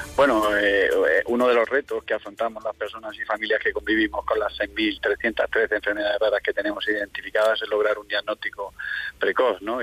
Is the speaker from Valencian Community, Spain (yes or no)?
no; Region of Murcia, Spain; en nuestra comunidad autónoma